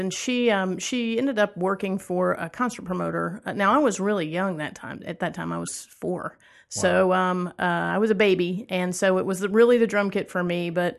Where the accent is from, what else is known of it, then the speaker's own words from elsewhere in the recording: Atlanta, Georgia, United States; I'll tell you, there are a couple of good stories about growing up in Atlanta. One of my first memories of Atlanta was that my mom went to apply for a job at Alex Cooley's Electric Ballroom.